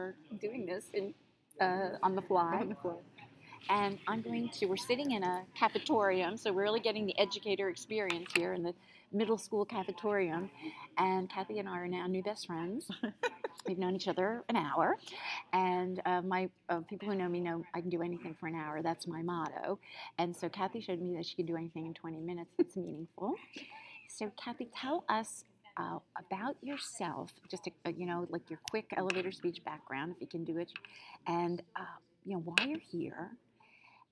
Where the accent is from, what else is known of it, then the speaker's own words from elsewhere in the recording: New Jersey, United States; now in New York, United States; I'm from New York, then I came down from New York to my home state of New Jersey